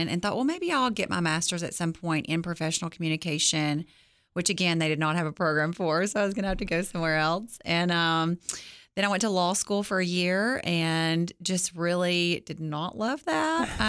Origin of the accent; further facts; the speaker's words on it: Gainesboro, Tennessee, United States; I am from Gainesboro.